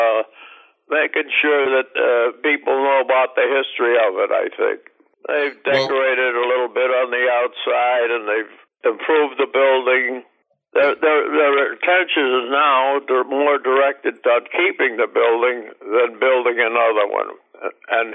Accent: Hazleton, Pennsylvania, United States; moved away; also born or lived in DuBois, Pennsylvania / Tamaqua, Pennsylvania / Johnstown; I grew up basically in Hazleton. That's where I went to school

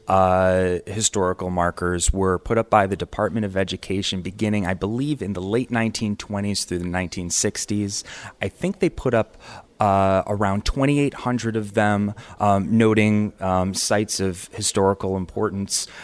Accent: Camillus, New York, United States; now in Geneva, United States; I grew up in Camillus

